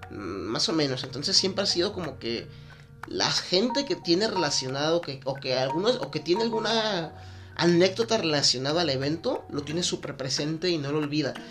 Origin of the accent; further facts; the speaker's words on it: Guadalajara, Jalisco, Mexico; porque soy mexicano, porque soy de aquí de Guadalajara, porque la gente comparte ciertas características y rasgos que nos hacen, pues ahora sí que parte de esto que es la ciudad.